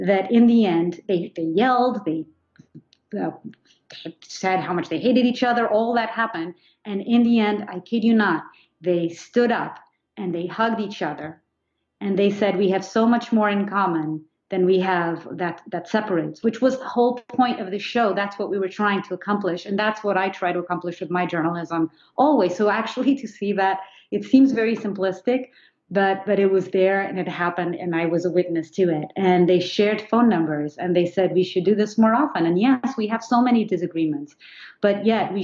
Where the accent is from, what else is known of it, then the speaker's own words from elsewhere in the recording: Portugal; moved away as an adult; also born or lived in New York, United States; now in United States; I grew up in Portugal